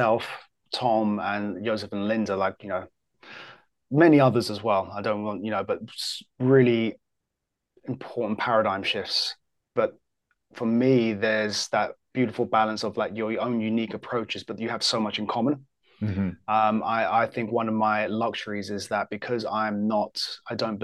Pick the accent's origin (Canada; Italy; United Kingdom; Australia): United Kingdom; England; I'm English as well.